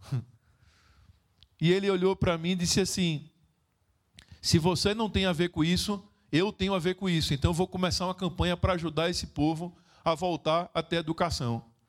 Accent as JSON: {"language": "Portuguese", "town": "Recife", "region": "Pernambuco", "country": "Brazil", "said": "Eu sou de Recife, Pernambuco, Brasil"}